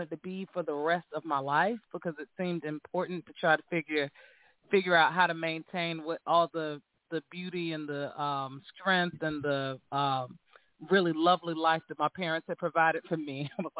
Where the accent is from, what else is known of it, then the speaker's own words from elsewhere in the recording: Cary, North Carolina, United States; moved away as an adult; also born or lived in Raleigh, North Carolina; now in New York, United States; North Carolina, which is where we're from. We're from, I was born and raised in Raleigh, North Carolina, really raised in Cary, born in Raleigh.